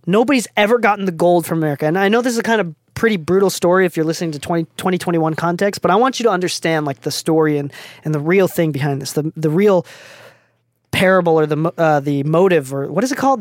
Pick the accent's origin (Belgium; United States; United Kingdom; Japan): Japan; English is a second language; moved away; I'm, I'm from Japan. I'm not even from the States. I don't know how I started speaking English. English wasn't even my first language